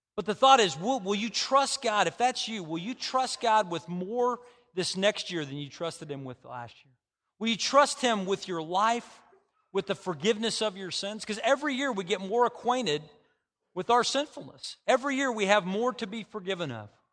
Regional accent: Bartlesville, Oklahoma, United States; moved away; I've been in Bartlesville, which is my hometown

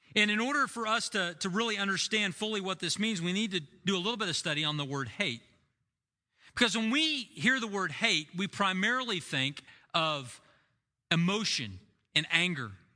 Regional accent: United States; As an American

